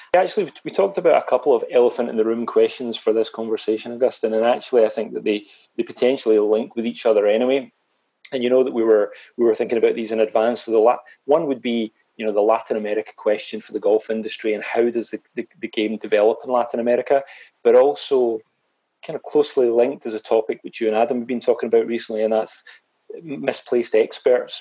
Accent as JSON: {"language": "English", "region": "Scotland", "country": "United Kingdom", "also_born_or_lived": "Glasgow", "said": "I actually regarded myself as a Scottish"}